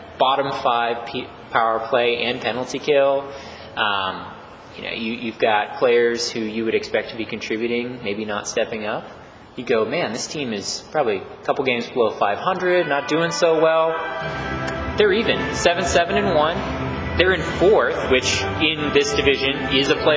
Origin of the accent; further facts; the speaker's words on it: Texas, United States; I'm from Texas